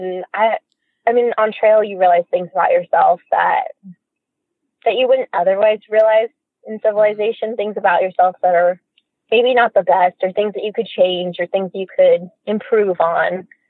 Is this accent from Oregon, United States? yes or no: yes; Oregon, United States; and because I'm from Southern Oregon, a lot of coworkers had warned me